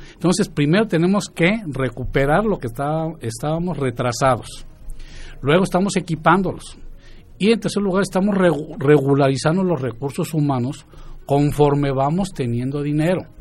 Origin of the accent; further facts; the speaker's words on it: Mexico City, Mexico; moved away as an adult; also born or lived in Guadalajara; now in Querétaro, Mexico; yo soy de Ciudad de México y estudié en la Universidad Nacional Autónoma de México